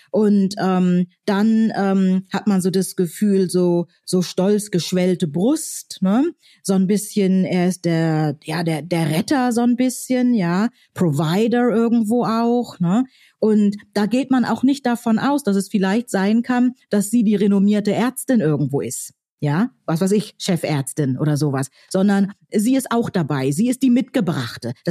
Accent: Northern Germany, Germany; Ja, also ich komme ja aus Norddeutschland und da ähm, habe ich also in meiner Jugend oft erlebt

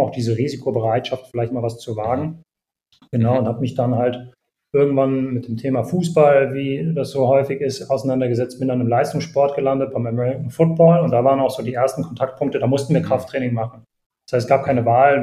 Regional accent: Bonn, North Rhine-Westphalia, Germany; ich selbst bin in Bonn aufgewachsen, äh, in einem kleinen, also in einem Vorort von Bonn

